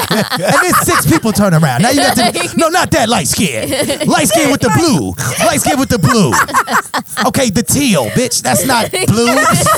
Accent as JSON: {"language": "English", "town": "Maywood", "region": "Illinois", "country": "United States", "said": "No, I'm from Maywood."}